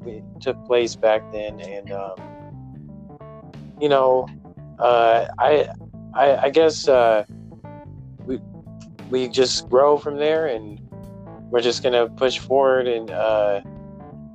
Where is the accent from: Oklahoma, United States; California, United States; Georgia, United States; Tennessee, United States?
California, United States; Bay Area; I'm from the Bay Area, California